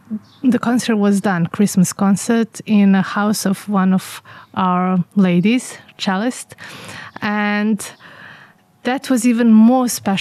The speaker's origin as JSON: {"language": "English", "country": "Bosnia & Herzegovina", "also_born_or_lived": "England", "said": "I am from Bosnia"}